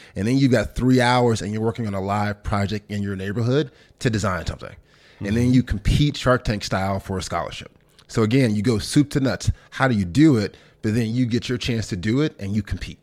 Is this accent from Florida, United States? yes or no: no; Memphis, Tennessee, United States; moved away as an adult; also born or lived in Sardis, Mississippi / London; I'm born in a small town in Mississippi, about ten thousand folks called Sardis, uh, but then really grew up in Memphis, Tennessee. My mom moved there when I was probably five or six years old